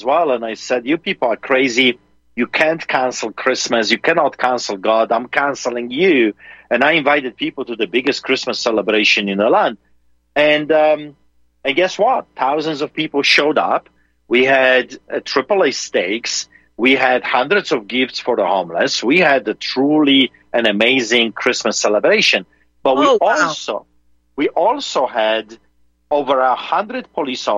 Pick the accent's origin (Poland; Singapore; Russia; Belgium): Poland; now in Calgary, Canada; I grew up in Poland behind the Iron Curtain under the boots of the Soviets